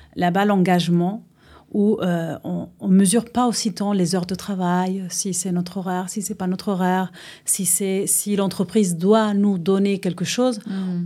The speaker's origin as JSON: {"language": "French", "country": "Uruguay", "tie": "born or raised there", "also_born_or_lived": "A Coruña, Spain", "second_language": "French", "moved": "as an adult", "lives_now": "France", "said": "je suis née en Espagne. Euh, à la Corogne, que c'est au nord de l'Espagne, mais mes parents sont uruguayens, sont de, la Sud-Amérique. Donc euh, j'ai vécu en Espagne jusqu'à mes 9 ans et après on est reparti en Uruguay"}